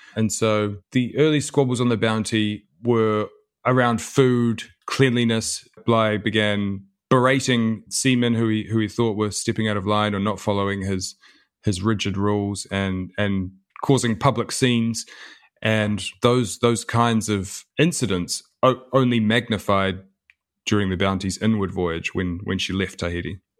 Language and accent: English; New Zealand; my father was born and raised in New Zealand, and so was